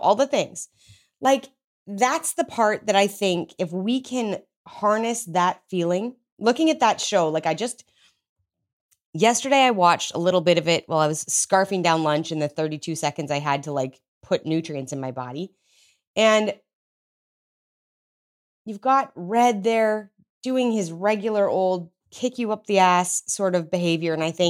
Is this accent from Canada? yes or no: yes; Canada; now in United States; I'm Canadian, so like it might as well be legal. I just live in Texas.